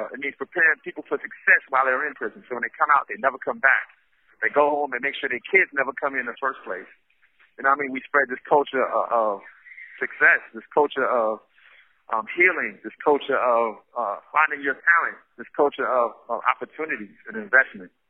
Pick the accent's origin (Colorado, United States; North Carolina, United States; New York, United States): New York, United States; New York City; now in San Quentin, United States; I grew up in Brownsville, Brooklyn, which is right next door to Crown Heights